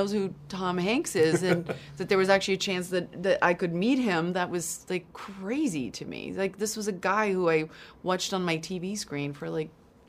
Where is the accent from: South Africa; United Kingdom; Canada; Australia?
South Africa; moved away; Yeah, I grew up in South Africa